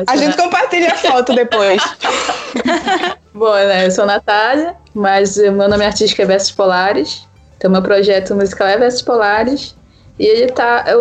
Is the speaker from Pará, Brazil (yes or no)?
yes; Belém, Pará, Brazil; now in São Paulo, Brazil; Eu sou de Belém do Pará, pra quem